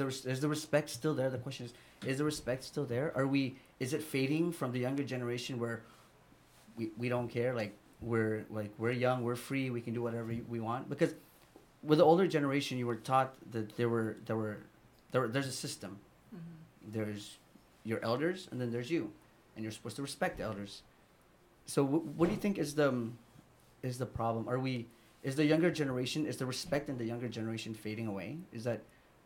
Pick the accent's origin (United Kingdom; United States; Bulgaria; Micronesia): Micronesia; Yap; I grew up in Yap, and my grandma would spank me